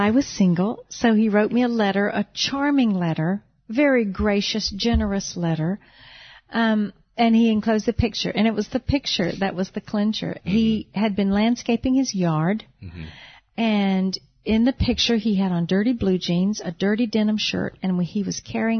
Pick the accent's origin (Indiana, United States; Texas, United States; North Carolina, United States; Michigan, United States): North Carolina, United States; about 2 years ago, we moved to North Carolina, my home state.